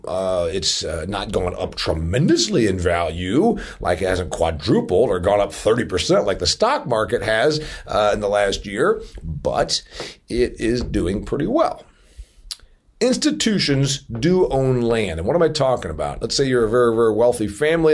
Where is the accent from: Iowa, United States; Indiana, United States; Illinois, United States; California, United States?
Indiana, United States; my home state of Indiana